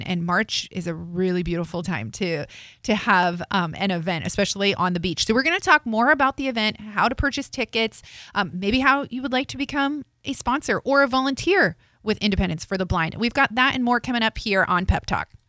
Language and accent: English; Morristown, New Jersey, United States; I'm from Morristown, New Jersey